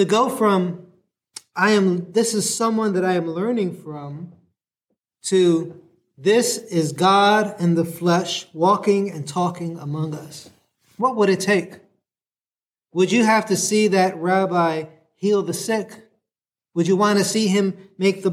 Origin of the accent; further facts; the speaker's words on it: New York City, New York, United States; now in San Diego, United States; I'm from New York City